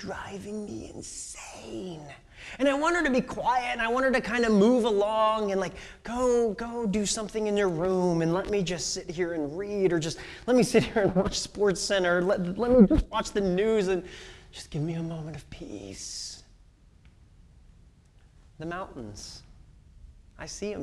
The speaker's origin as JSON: {"language": "English", "region": "Illinois", "country": "United States", "tie": "born or raised there", "moved": "as an adult", "lives_now": "Seattle, United States", "said": "I grew up in Illinois"}